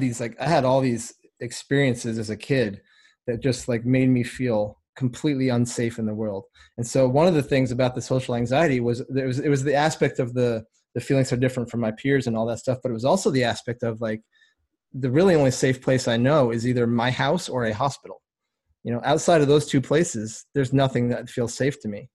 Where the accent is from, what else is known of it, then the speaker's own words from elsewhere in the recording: Vermont, United States; I was born in Vermont, small town up there. I mean, everything's small up there, but it was a super small town.